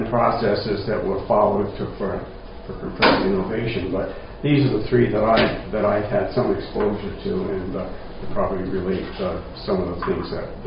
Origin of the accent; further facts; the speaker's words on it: Rhode Island, United States; I'm from Rhode Island, and I talk funny. so they tell me.